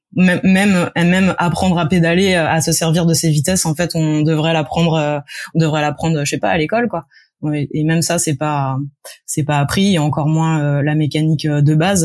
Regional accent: Paris, Île-de-France, France; je suis née j'ai grandi à Paris

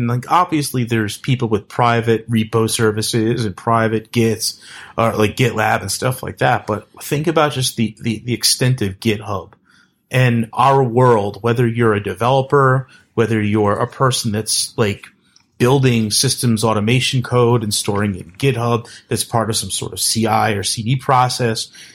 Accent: East Coast, United States; also born or lived in New York City / New Jersey; I'm from the East Coast.

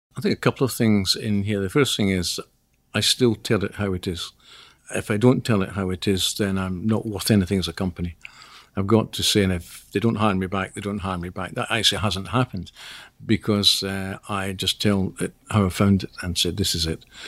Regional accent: Scotland, United Kingdom; clearly I'm Scottish

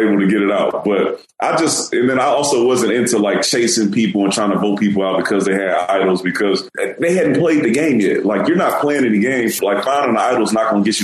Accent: Houston, Texas, United States; also born or lived in New York; I'm from Houston, and we used to have the Houston Oilers

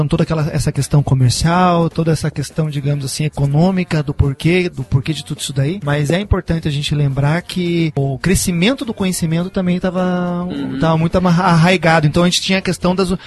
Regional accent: Brazil; É que eu sou brasileiro.

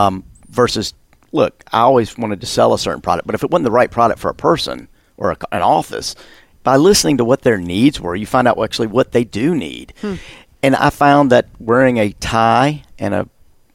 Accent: the South, United States; I'm from the South

